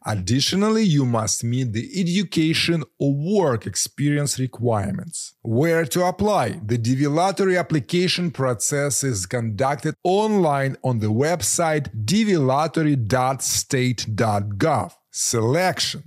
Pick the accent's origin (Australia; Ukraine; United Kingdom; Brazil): Ukraine; moved away as an adult; now in United States; I am a Ukrainian who moved to the US in 2011 with a travel visa.